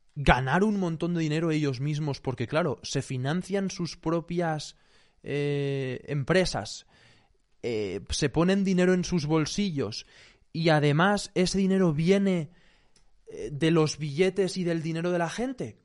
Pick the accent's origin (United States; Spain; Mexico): Spain